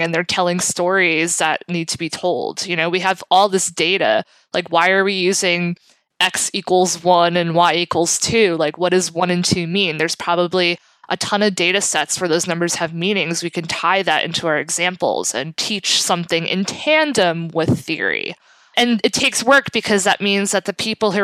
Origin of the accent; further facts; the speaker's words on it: New York City, New York, United States; now in Jersey City, United States; I live in Jersey City. I'm originally from South Brooklyn. I've always lived in this area